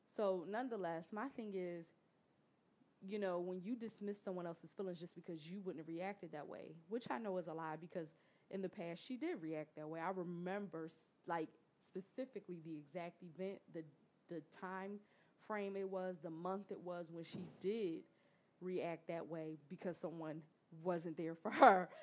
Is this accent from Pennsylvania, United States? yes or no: yes; Philadelphia, Pennsylvania, United States; I'm from North Philly